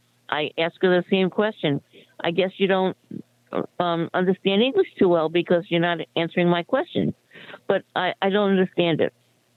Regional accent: Fort Lee, New Jersey, United States; I'm from Fort Lee

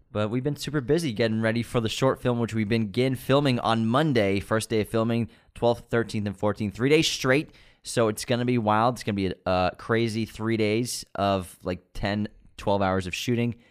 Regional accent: Waltham, Massachusetts, United States; born or raised there

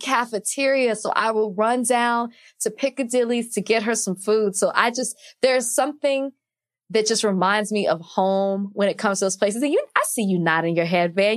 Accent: Dallas, Texas, United States; I'm from Oak Cliff

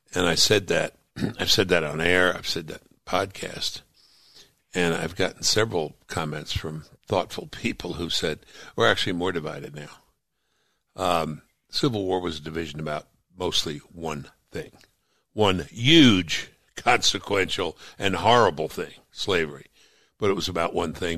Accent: New York City, New York, United States; I grew up in Brooklyn, New York

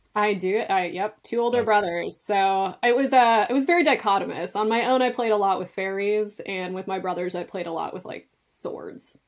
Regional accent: north of Duluth, northern Minnesota, United States; I actually grew up in northern Minnesota, um, just north of Duluth on the shores of Lake Superior

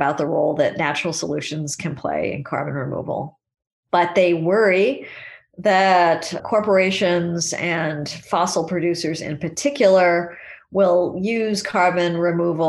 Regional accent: California, United States; when I was a child growing up in California

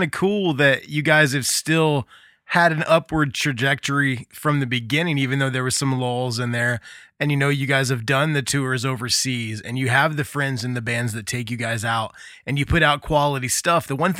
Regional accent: Muncie, Indiana, United States; moved away as an adult; I grew up in the Midwest. I live here again now. I've lived all over the place, but now I'm back in Muncie, Indiana, which is where I grew up.

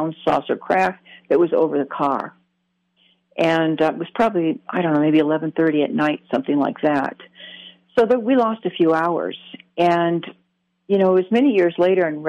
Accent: Michigan, United States; I grew up in Michigan, very wooded area

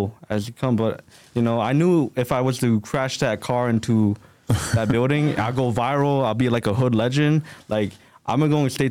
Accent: Lowell, Massachusetts, United States; I came out of Lowell, you know, with the Cambodians

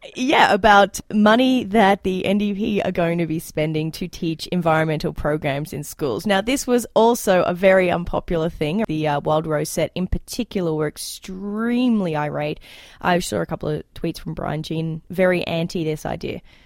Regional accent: Queensland, Australia; now in Alberta, Canada; when I grew up in Australia, we had a lot in the Queensland public education system

